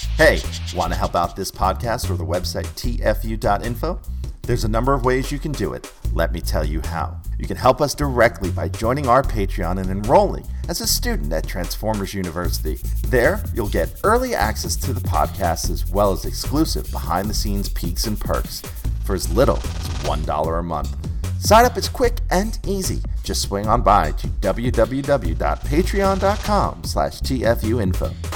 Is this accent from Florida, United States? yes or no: no; New York City, New York, United States; growing up in Queens